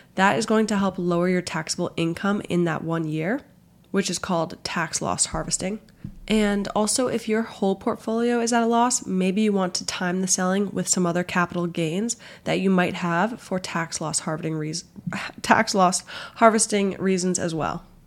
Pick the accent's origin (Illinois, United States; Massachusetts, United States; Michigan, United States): Massachusetts, United States; Boston; moved away as an adult; also born or lived in Washington, D.C.; I grew up in the Boston area, but went down to Georgetown for college